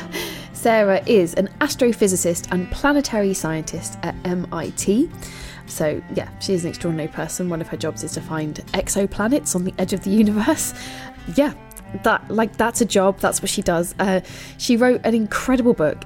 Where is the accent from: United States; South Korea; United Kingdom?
United Kingdom; England; as an English person